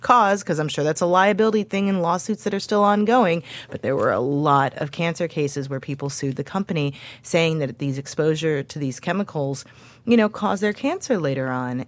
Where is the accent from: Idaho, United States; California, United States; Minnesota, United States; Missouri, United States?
Missouri, United States; St. Louis; moved away; the neighborhood where I grew up in Saint Louis